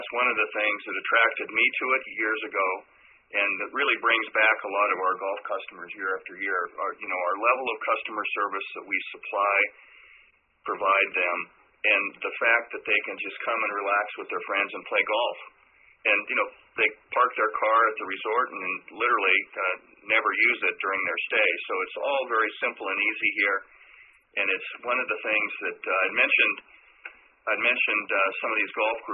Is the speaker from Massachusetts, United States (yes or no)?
no; Montana, Idaho, United States; moved away as an adult; also born or lived in Arizona, United States; now in Florida, United States; I'm originally from the Northwest, grew up in Montana and then raised in Idaho